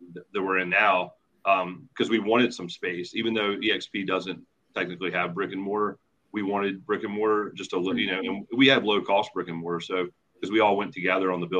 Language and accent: English; Virginia Beach, Virginia, United States; moved away as an adult; also born or lived in Newport News, Virginia; now in Baltimore, United States; I grew up in Virginia Beach, Virginia area, Newport News